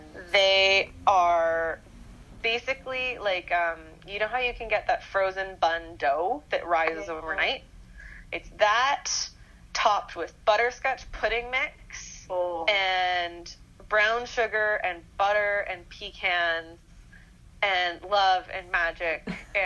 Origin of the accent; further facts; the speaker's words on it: Winnipeg, Manitoba, Canada; now in Vancouver, Canada; when I came home from Vancouver for my first Christmas back in Winnipeg